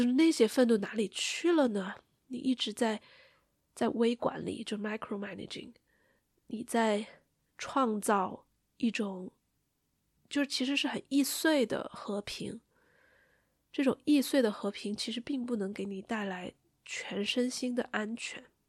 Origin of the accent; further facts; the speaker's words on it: Sichuan, China; accent: Sichuanese; 我们四川话